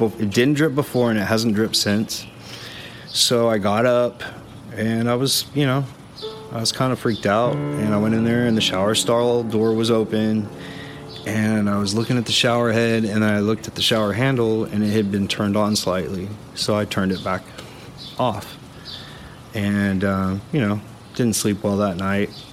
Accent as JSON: {"language": "English", "area": "just south of New Braunfels", "region": "Texas", "country": "United States", "tie": "born or raised there", "also_born_or_lived": "Austin, Texas", "said": "I grew up just south of here"}